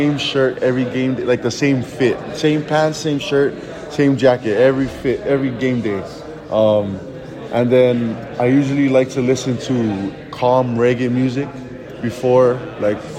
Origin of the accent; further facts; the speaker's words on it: Honolulu, Hawaii, United States; Honolulu, Hawaii.